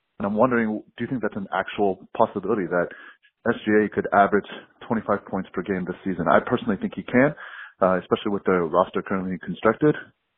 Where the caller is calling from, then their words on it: Dallas, Texas, United States; I'm calling from Dallas, Texas.